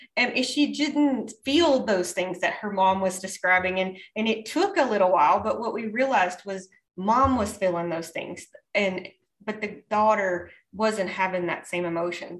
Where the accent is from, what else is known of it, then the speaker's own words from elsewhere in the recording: the South, United States; I grew up in the South